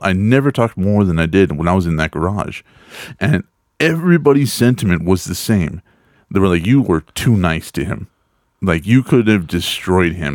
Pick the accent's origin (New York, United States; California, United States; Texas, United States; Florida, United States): Texas, United States; I grew up in Texas